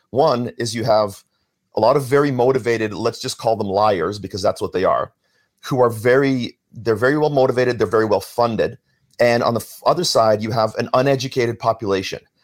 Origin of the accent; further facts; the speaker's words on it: Vancouver, British Columbia, Canada; moved away; also born or lived in Toronto; I was growing up in Vancouver.